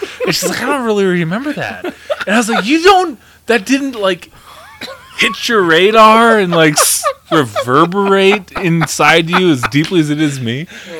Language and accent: English; Shelby, Montana, United States; I'm from Shelby.